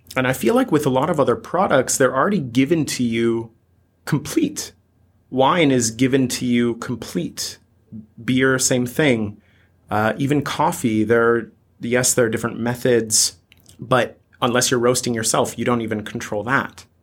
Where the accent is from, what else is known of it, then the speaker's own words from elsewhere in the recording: United States; coming to you as an American